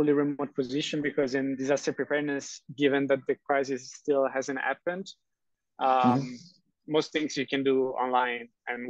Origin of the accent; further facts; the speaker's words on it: Rome, Lazio, Italy; born there; English is a second language; I was originally born in Rome